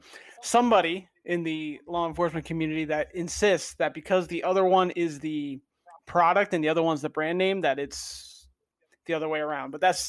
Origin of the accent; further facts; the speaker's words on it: New Jersey, United States; moved away as an adult; I'm from North Jersey too.